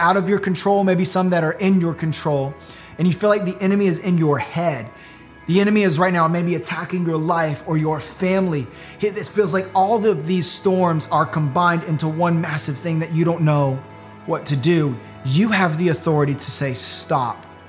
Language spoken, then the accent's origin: English; Florida, United States; Growing up in Florida